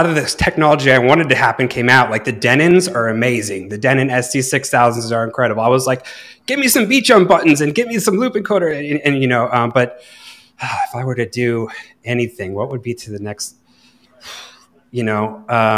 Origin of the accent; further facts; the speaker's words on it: Vermont, United States; moved away as an adult; now in Ibiza, Spain; it was in Vermont. So it was my going away party with my hometown crew